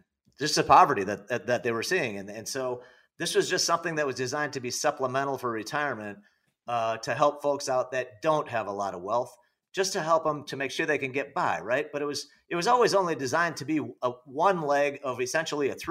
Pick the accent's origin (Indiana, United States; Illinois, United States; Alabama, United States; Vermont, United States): Illinois, United States; I'm from Illinois